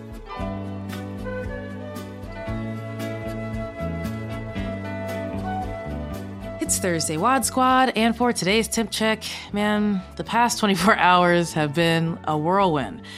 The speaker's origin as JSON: {"language": "English", "region": "the South", "country": "United States", "tie": "born or raised there", "said": "I grew up in America. My family's been here since slavery times. Like, I'm from the South"}